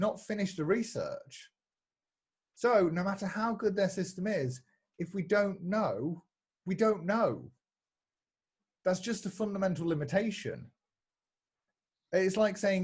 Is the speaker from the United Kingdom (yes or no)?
yes; United Kingdom; I'm British.